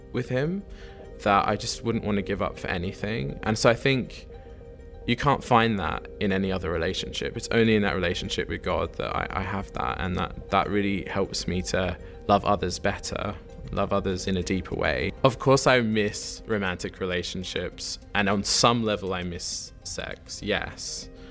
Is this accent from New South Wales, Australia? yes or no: yes; Sydney, New South Wales, Australia; moved away as an adult; now in Oxford, United Kingdom; I am from Sydney, Australia, originally.